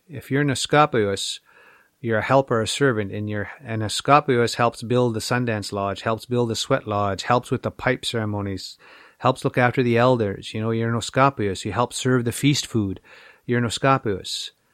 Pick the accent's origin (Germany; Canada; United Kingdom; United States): Canada; Little Black Bear, Saskatchewan; We grew up on Little Black Bear on the east side of the reservation.